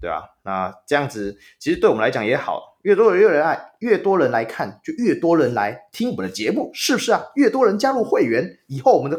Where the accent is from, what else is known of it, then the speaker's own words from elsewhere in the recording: Taoyuan, Taiwan; 我是桃园人